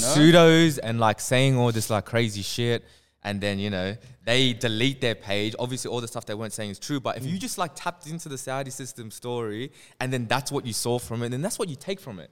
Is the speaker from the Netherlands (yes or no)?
no; Sydney, New South Wales, Australia; I grew up in West Sydney